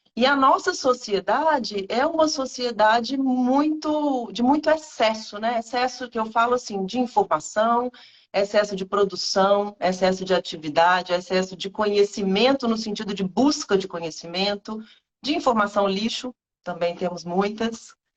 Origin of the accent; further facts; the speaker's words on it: Minas Gerais, Brazil; moved away as an adult; now in Rio de Janeiro, Brazil; eu sou mineira